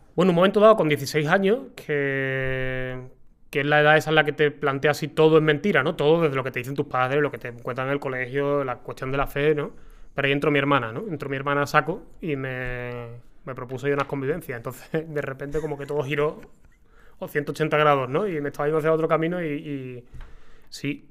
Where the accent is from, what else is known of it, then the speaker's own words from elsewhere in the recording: Seville, Andalusia, Spain; yo soy de Sevilla